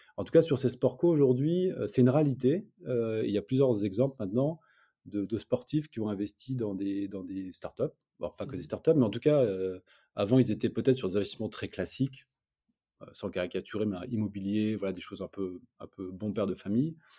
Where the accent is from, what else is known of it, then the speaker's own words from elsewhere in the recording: Lille, Hauts-de-France, France; on est Lillois